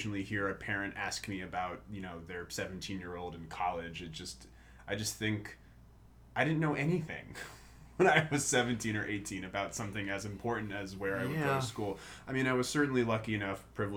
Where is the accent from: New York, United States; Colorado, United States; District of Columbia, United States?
District of Columbia, United States; Washington; moved away as an adult; also born or lived in Michigan; now in Baltimore, United States; I grew up in Washington, D.C., went to school in Michigan, and then moved out to Baltimore